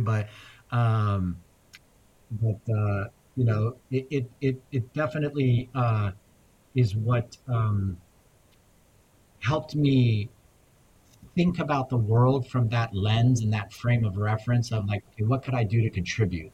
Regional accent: Afghanistan; moved away; I was born in Afghanistan

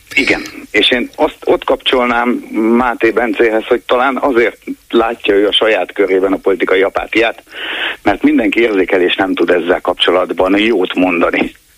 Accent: Nógrád, Hungary; moved away; egy Nógrád megyei eh, faluban jártam általános iskolába

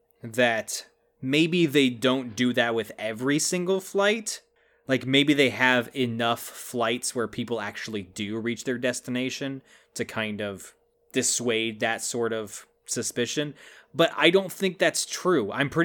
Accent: United States

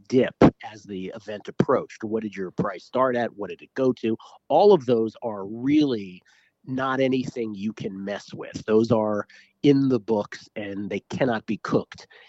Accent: Washington, District of Columbia, United States; moved away as an adult; also born or lived in San Francisco; now in Las Vegas, United States; I grew up in Washington, D C. I've lived most of my adult life in San Francisco

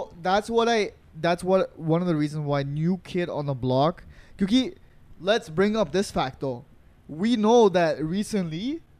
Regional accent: Montreal, Quebec, Canada; we're from Montreal.

